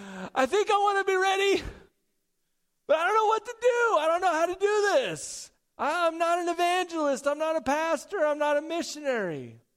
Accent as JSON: {"language": "English", "town": "Porterville", "region": "California", "country": "United States", "tie": "born or raised there", "said": "I grew up down in Porterville, California for junior high and high school, and I got my first job in Orange Grove. down there."}